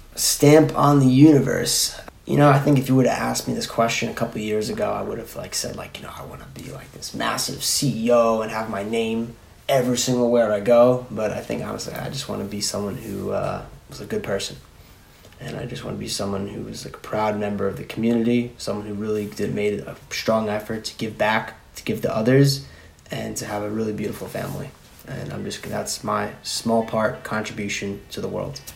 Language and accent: English; Plainview, New York, United States; I'm from Plainview.